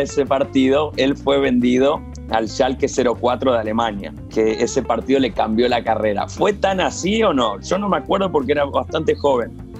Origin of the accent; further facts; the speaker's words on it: Argentina; moved away; como argentino